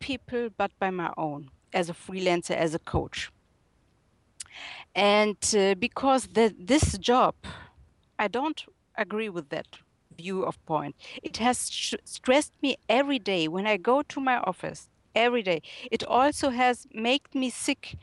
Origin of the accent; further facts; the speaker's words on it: Germany; accent: German; English is a second language; I was born and raised in Germany, and currently I'm living in Munich.